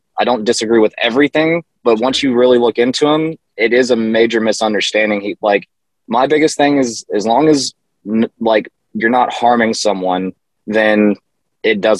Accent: the South, United States; growing up in the South

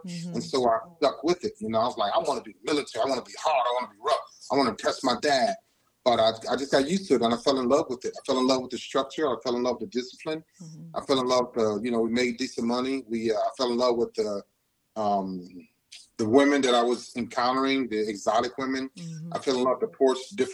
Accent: Cleveland, Ohio, United States; moved away as an adult; now in Chicago, United States; I'm from Cleveland, Ohio

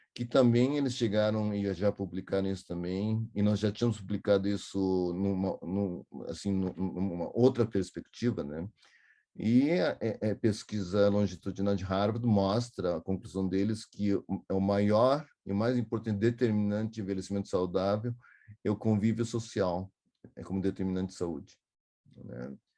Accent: Porto Alegre, Rio Grande do Sul, Brazil; eu sou de Porto Alegre, que fica 180 quilômetros daqui.

